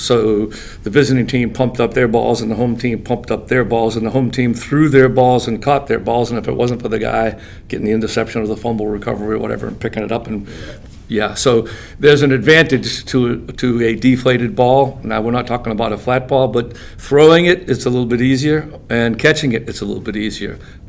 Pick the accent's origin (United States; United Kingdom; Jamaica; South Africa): United States; New England; I'm from New England.